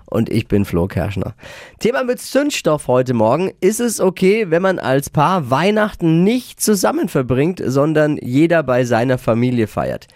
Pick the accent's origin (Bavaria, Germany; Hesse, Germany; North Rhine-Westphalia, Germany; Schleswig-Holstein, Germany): Bavaria, Germany; bei uns in Bayern